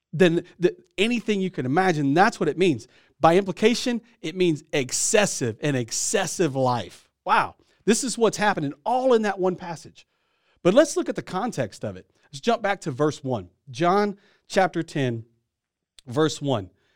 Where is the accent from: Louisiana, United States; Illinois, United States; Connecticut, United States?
Louisiana, United States; I'm from Louisiana